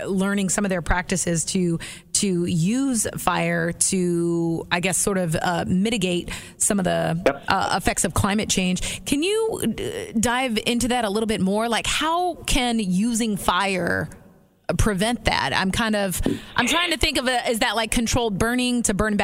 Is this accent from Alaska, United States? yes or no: yes; Anchorage, Alaska, United States; moved away; I am originally from Anchorage, Alaska